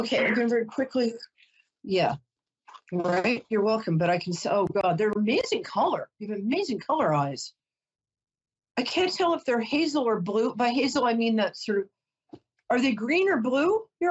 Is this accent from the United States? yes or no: yes; New York, United States; I'm a New Yorker